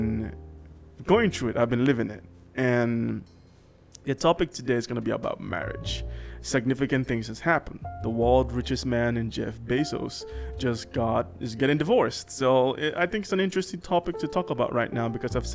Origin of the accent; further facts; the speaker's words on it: Nigeria; I'm Nigerian.